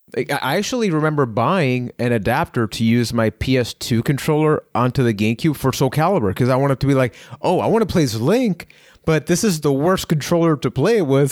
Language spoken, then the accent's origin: English; Puerto Rico; I am from Puerto Rico